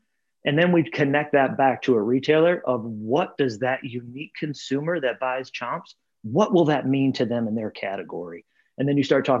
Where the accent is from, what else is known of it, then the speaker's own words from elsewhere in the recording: Michigan, United States; moved away as an adult; also born or lived in Columbus / Minneapolis / Tampa / Cleveland; now in Cincinnati, United States; I grew up in Michigan